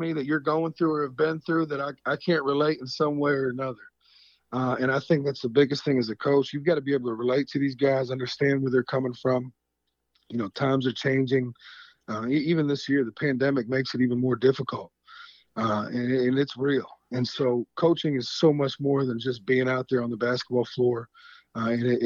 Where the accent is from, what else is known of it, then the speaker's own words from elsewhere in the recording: Western New York, United States; also born or lived in Bolivar, New York; now in Tuscaloosa, United States; I come from a community that's really struggling. in Western New York